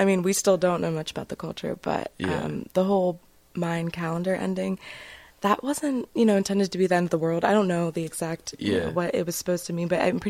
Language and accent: English; Lancaster, Pennsylvania, United States; I'm from Lancaster, Pennsylvania. Been here my whole life.